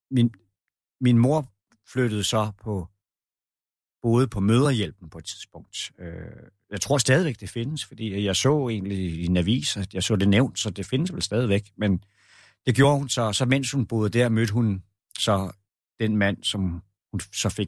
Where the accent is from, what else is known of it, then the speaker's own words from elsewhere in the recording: Roskilde, Zealand, Denmark; born there; Jeg er jeg, jeg husker det jo ikke selv, men man har fortalt mig, at jeg er født i Roskilde.